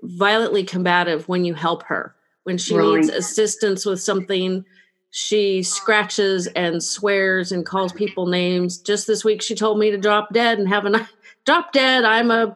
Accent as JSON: {"language": "English", "region": "California", "country": "United States", "said": "I am from California"}